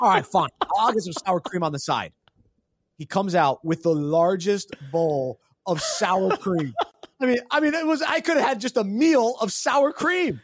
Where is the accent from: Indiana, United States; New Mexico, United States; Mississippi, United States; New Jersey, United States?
New Mexico, United States; I was born in New Mexico